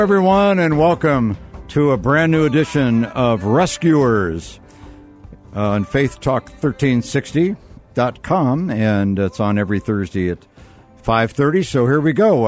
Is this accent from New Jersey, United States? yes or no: no; Akron, Ohio, United States; I was raised in Akron, Ohio